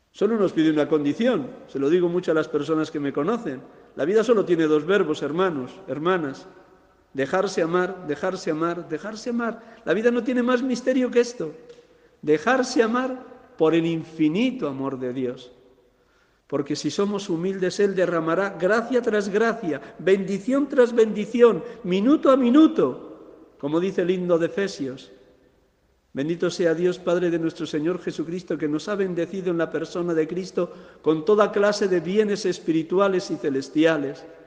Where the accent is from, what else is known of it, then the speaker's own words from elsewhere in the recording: Segovia, Castile and León, Spain; mi tierra de Segovia